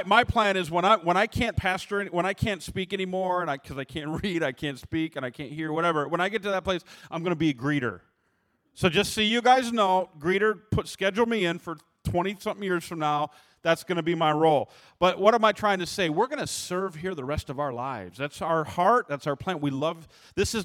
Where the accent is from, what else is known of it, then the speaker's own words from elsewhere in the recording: Michigan, United States; growing up in Michigan, I grew up, you know, learning how to shoot